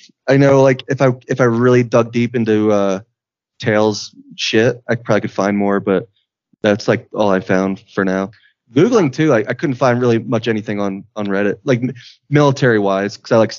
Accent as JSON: {"language": "English", "town": "Philadelphia", "region": "Pennsylvania", "country": "United States", "accent": "Philadelphia", "said": "she knew where I was from based on my accent, how I say my O's, which is Philadelphia."}